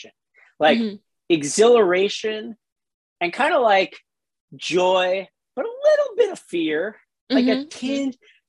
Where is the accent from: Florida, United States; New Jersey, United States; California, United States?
Florida, United States; South; I grew up in South Florida